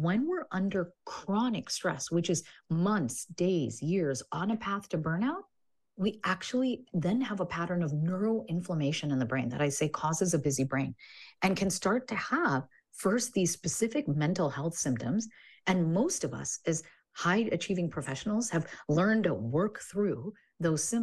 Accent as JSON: {"language": "English", "region": "Illinois", "country": "United States", "tie": "born or raised there", "said": "I grew up in Illinois"}